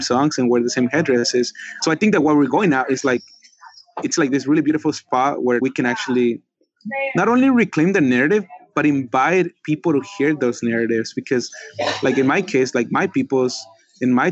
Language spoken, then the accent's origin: English; Mexico City, Mexico; The Mexica people from where I come from Tenochtitlan, which is Mexico City, we are Native American